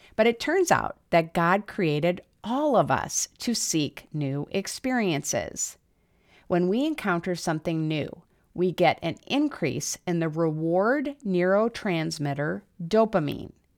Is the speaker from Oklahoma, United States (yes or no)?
no; South Dakota, United States; moved away; I grew up in South Dakota, where the cold and snow had a profoundly negative effect on my mood